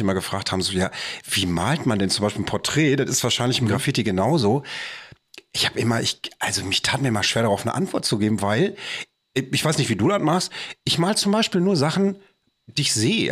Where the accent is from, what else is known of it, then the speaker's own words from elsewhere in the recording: Bochum, North Rhine-Westphalia, Germany; bei uns in Bochum